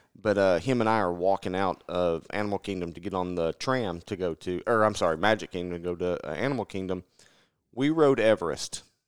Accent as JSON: {"language": "English", "region": "Middle Tennessee", "country": "United States", "tie": "born or raised there", "said": "growing up in Middle Tennessee"}